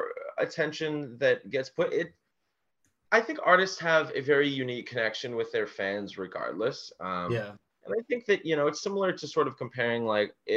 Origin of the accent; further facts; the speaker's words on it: Toronto, Ontario, Canada; we're from Toronto, and a big artist around where we're from is ….